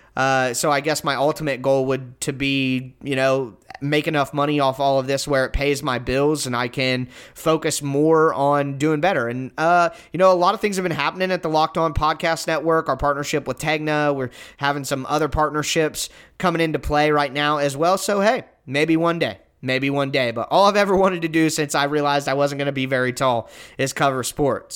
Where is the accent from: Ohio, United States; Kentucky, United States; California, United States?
Ohio, United States; I'm from Ohio